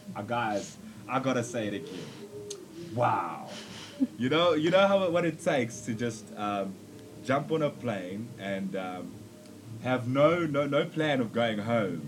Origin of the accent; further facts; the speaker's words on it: South Africa; also born or lived in Zambia; I'm from Zambia and uh, like South Africa is my home. I've grown up here, made friends here, everything.